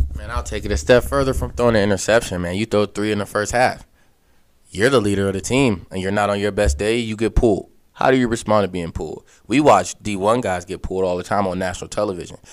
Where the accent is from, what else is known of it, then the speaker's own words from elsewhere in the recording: Aliquippa, Pennsylvania, United States; I'm from Aliquippa